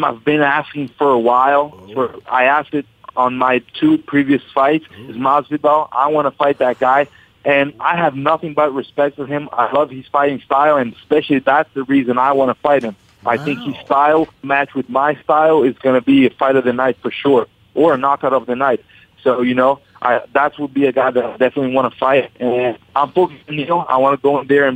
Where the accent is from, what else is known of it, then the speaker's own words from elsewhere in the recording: Brazil; also born or lived in Westwood, New Jersey, United States; I lived there till I was 6 years old. Then I moved back to Brazil